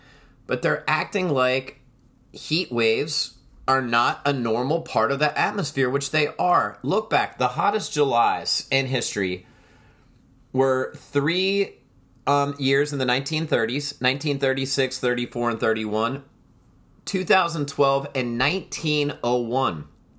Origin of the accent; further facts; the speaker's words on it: outside of Philadelphia, Pennsylvania, United States; I grew up outside of Philadelphia.